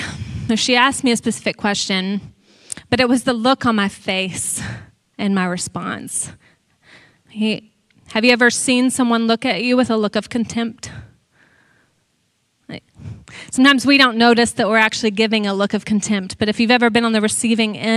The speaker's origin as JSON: {"language": "English", "region": "Texas", "country": "United States", "said": "I'm from Texas."}